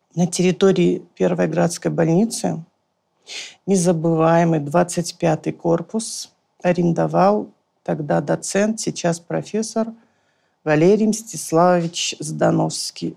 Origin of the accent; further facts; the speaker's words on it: Vladikavkaz, North Ossetia–Alania, Russia; moved away as an adult; also born or lived in Moscow; Я сама из Осетии, из Владикавказа